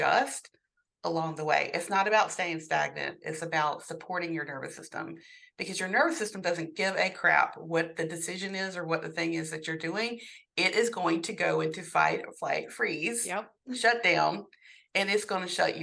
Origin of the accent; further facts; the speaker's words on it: the South, United States; I grew up in the South, in a Southern Baptist household